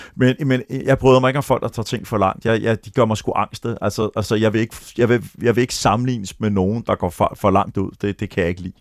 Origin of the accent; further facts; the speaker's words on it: Denmark; also born or lived in Florida, United States; vi som danskere